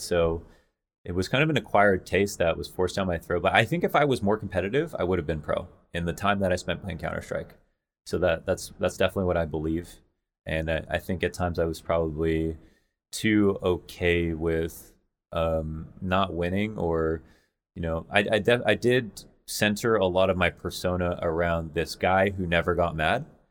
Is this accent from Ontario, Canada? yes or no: yes; London, Ontario, Canada; also born or lived in Montreal / Toronto; I was born in Montreal, moved to London, Ontario, and then it was, like, me and my mom